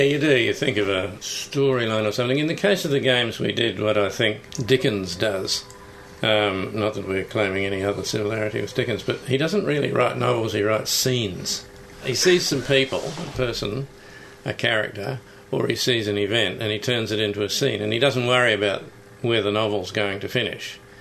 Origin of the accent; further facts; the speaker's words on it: New Zealand; now in Australia; I grew up in New Zealand, which is similarly obsessed with sport